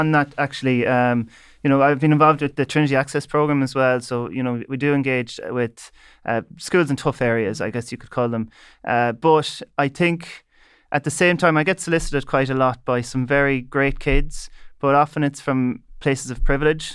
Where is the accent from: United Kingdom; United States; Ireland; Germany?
Ireland; Leitrim, Connacht; I'm from Leitrim